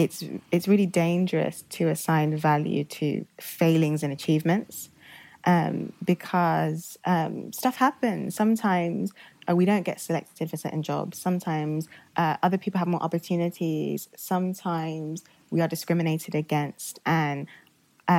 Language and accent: English; Oxford, South East England, United Kingdom; also born or lived in Nigeria; I grew up in Oxford pretty much my whole life. I moved from Nigeria when I was young, very young